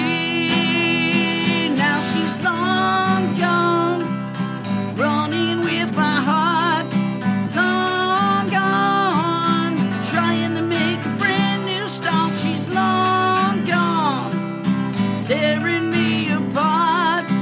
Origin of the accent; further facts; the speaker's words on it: Detroit, Michigan, United States; I was born in Detroit. I wasn't born in the suburbs